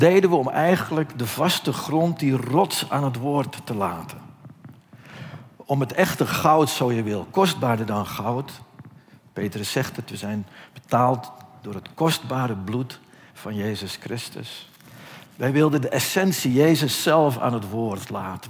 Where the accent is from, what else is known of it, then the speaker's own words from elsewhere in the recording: Netherlands; wij Nederlanders